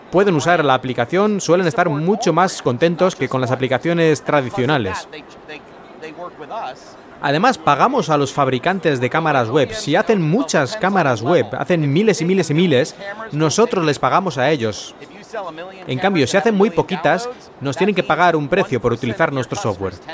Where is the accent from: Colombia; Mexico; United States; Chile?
United States; Es una empresa del Reino Unido, yo soy de Estados Unidos y todos los demás son extranjeros de otros lugares.